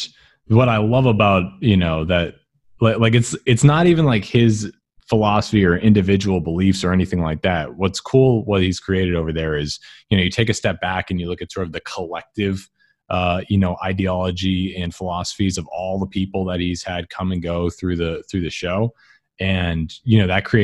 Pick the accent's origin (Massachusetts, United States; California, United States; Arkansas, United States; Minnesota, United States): Massachusetts, United States; I grew up in Massachusetts where everyone struggles for a living